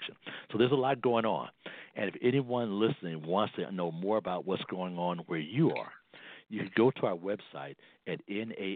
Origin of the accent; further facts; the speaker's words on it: Chicago, Illinois, United States; my hometown, Chicago